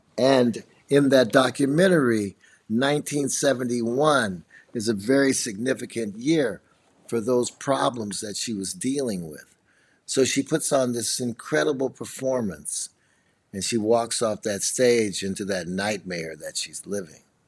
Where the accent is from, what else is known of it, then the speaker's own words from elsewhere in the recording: Chicago, Illinois, United States; also born or lived in Nashville; I'm from Chicago